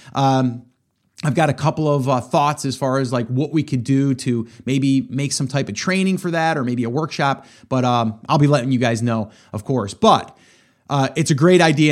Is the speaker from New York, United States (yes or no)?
yes; upstate New York, United States; moved away as an adult; now in South Carolina, United States; I'm upstate New York. I was. I'm in South Carolina now. Loving it, by the way. But uh, love New York too. Grew up there for over 40 years.